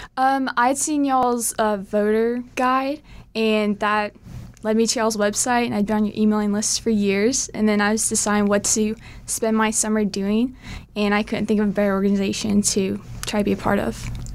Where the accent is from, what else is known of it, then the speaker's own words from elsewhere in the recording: San Antonio, Texas, United States; I'm from San Antonio, Texas